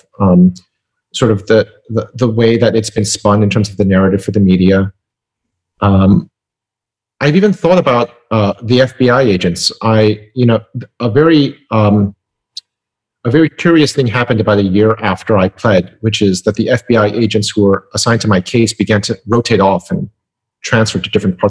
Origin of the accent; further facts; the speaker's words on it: Midwest, United States; I grew up in the Midwest